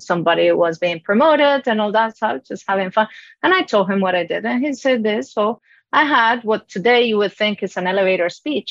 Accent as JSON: {"language": "English", "country": "Colombia", "tie": "born or raised there", "second_language": "English", "moved": "yes"}